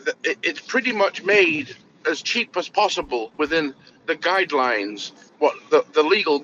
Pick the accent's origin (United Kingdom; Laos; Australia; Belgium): United Kingdom; England; now in United States; I'm from England, but I live in America now.